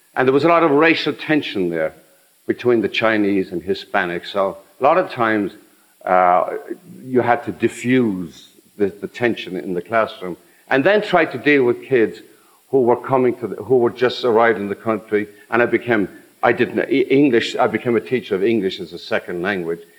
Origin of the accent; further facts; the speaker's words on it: Ireland; also born or lived in New York; now in United States; growing up in Ireland